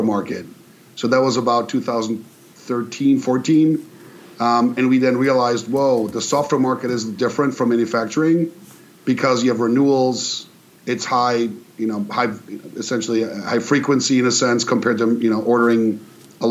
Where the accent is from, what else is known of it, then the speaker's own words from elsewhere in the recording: near Karlsruhe, Baden-Württemberg, Germany; moved away; So I grew up in Germany in a town by Karlsruhe, which no one's heard of unless you're from Germany